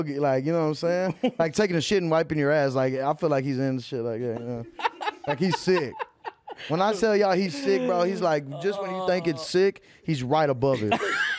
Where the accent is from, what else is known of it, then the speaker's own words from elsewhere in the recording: Texas, United States; I'm from Texas